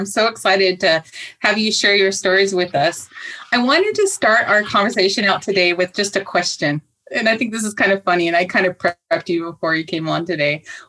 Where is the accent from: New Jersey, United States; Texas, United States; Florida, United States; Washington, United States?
Washington, United States; Tacoma; I came to Tacoma in 1975 when my father was stationed at McCord Air Force Base. I grew up in the Tacoma School District, and I went to school from grades 1 through 12, and I'm a proud Lincoln High School graduate.